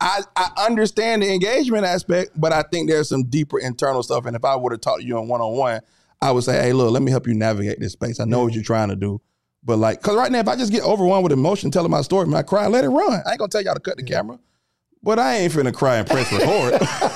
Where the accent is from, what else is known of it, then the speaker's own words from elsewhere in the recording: Atlanta, Georgia, United States; I'm from Atlanta.